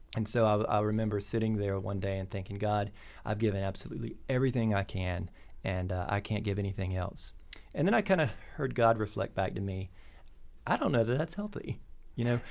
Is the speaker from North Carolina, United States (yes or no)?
yes; North Carolina, United States; now in Bloomington, United States; I grew up in North Carolina on a, on a tobacco farm